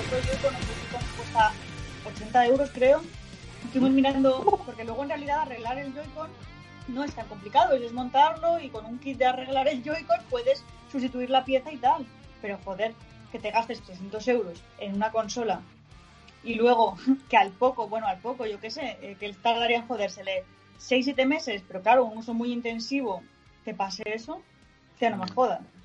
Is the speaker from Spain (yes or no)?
yes; northern Spain, Spain; accent: northern; moved away; tengo mucho acento del norte.